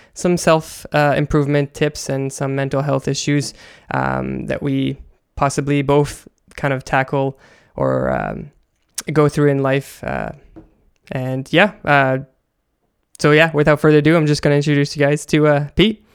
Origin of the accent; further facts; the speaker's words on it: Canada; I come from Canada